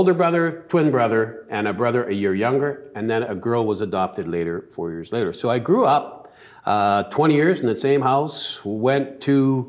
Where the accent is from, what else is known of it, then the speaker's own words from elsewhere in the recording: Vancouver, British Columbia, Canada; You know, I grew up in Vancouver, South Vancouver, mm-hmm. and I had a mom and a dad. They're both immigrants from immigrant families.